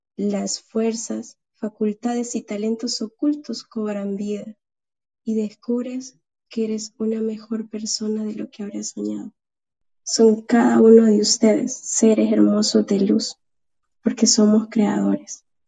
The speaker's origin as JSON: {"language": "Spanish", "country": "El Salvador", "said": "acá al Salvador, de donde yo soy originaria."}